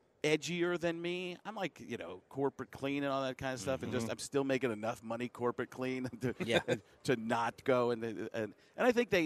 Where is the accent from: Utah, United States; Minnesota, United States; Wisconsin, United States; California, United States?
Wisconsin, United States; Waukesha; growing up in Waukesha, Wisconsin